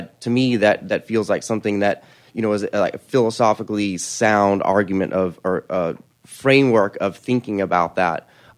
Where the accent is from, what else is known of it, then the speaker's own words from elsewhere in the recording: Austin, Texas, United States; I'm from Austin, Texas here.